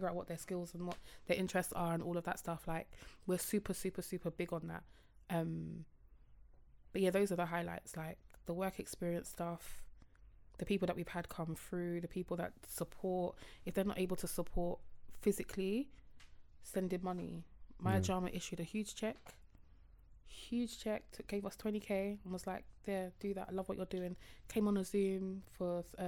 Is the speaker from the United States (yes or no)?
no; Croydon, London, United Kingdom; I'm from Croydon and I still have friends in Croydon.